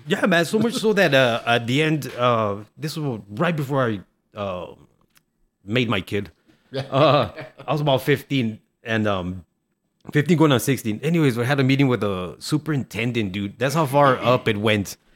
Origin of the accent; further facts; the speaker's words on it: El Paso, Texas, United States; also born or lived in Ciudad Juárez, Mexico; we came from Juarez to El Paso when I was three, so I knew some English